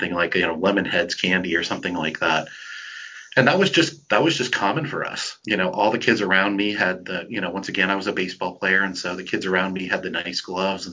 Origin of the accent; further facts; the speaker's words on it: Flint, Michigan, United States; I grew up in Flint, Michigan, which is a pretty rough area in the United States.